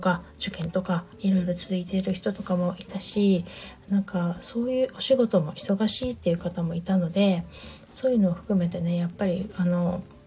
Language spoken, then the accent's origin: Japanese; Niigata, Japan; moved away; 私地元が新潟だったりする